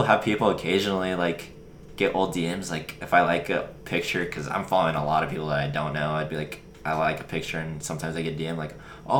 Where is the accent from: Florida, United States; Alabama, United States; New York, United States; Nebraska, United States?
Nebraska, United States; small town; my hometown, you know, just small town Nebraska